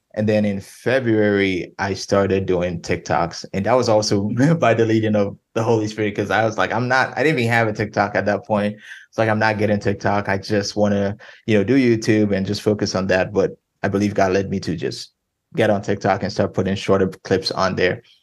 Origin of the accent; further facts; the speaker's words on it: Ghana; moved away as an adult; now in Denton, United States; I'm originally from Ghana, West Africa. I was born and raised there from from when I was born till 18.